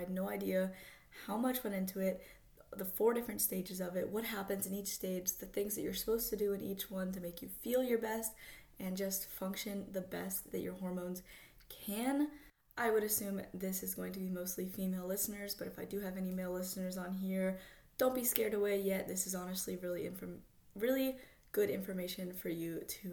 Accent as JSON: {"language": "English", "region": "Florida", "country": "United States", "said": "I'm from Florida, so anytime a Florida girl"}